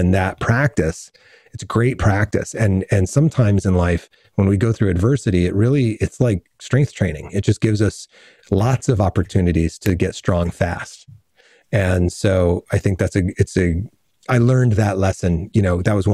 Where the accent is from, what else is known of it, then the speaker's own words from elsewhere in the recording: New Rochelle, New York, United States; born there; My family's from Brooklyn. All my siblings are born in Brooklyn. I was born in New Rochelle and then we moved, you know, out into the country.